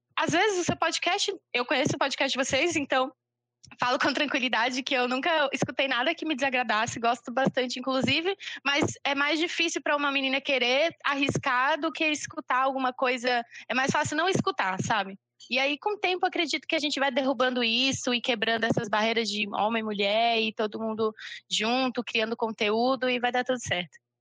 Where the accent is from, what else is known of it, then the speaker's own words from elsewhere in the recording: Niterói, Rio de Janeiro, Brazil; now in João Pessoa, Brazil; oficialmente eu sou de Niterói, Rio de Janeiro